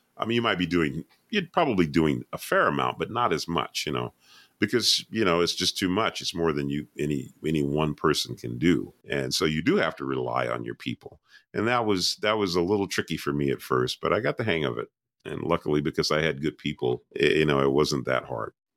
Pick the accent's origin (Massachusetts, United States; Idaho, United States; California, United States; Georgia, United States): Georgia, United States; Atlanta; I'm from Atlanta, Georgia.